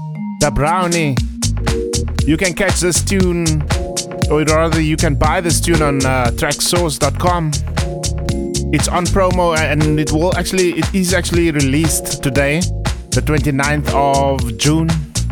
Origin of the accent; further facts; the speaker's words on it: South Africa; now in Christchurch, New Zealand; Still, I'm still South African, my man. Even though I'm far, far away at this point